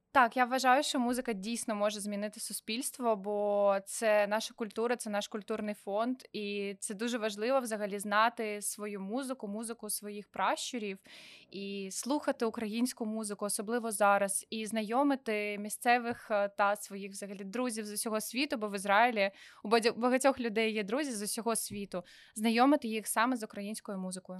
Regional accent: Sevastopol, Crimea, Ukraine; moved away as an adult; also born or lived in Kyiv; now in Israel; я типу росла в Севастополі

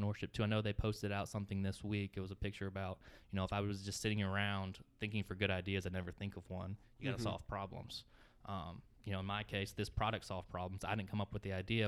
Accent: Texas, United States; moved away; I grew up in Texas, but I'm third-generation state Bulldog

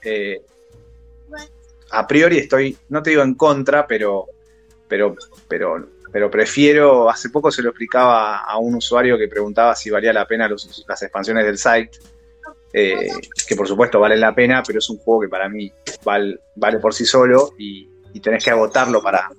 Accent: Buenos Aires, Argentina; soy de Cava, de Saavedra para ser exactos

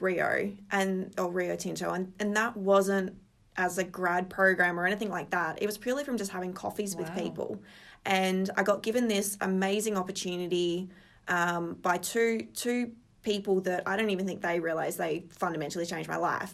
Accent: Geraldton, Western Australia, Australia; now in Perth, Australia; I was born in Geraldton, kind of initially grew up in Spalding

